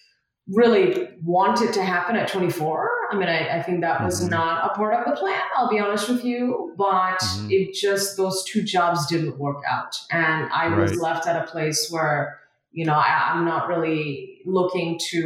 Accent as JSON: {"language": "English", "country": "Malaysia", "tie": "born or raised there", "also_born_or_lived": "Kolkata, India", "said": "I was born in India, very, very proud of that. And I moved to Malaysia, which is in Southeast Asia, at age five. So my family and I moved to Malaysia at age five."}